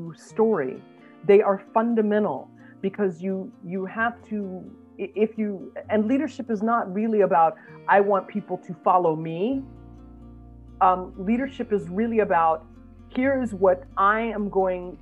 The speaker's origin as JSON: {"language": "English", "country": "United States", "said": "as an American"}